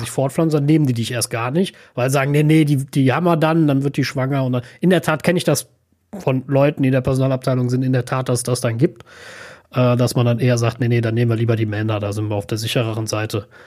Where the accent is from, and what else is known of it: Germany